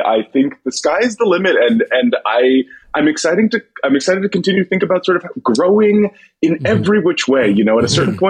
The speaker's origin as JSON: {"language": "English", "town": "Manhattan", "region": "New York", "country": "United States", "said": "And that's not me. I'm from Manhattan. Right. I'm not a right-wing lunatic."}